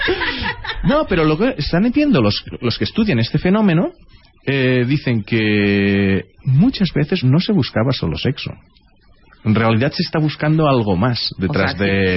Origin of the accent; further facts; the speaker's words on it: southern Catalonia, Spain; accent: Tortosino Catalan; yo también soy del sur de Cataluña y mi catalán es como